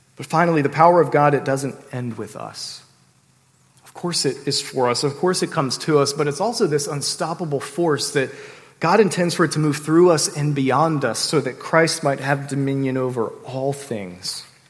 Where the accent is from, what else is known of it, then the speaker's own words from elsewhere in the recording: Sterling, Virginia, United States; I grew up in the Washington, D.C. suburbs in Sterling, Virginia